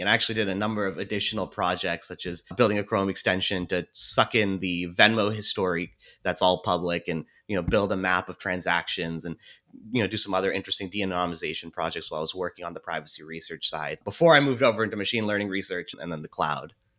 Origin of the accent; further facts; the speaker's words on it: Seattle, Washington, United States; I was born and raised here in Seattle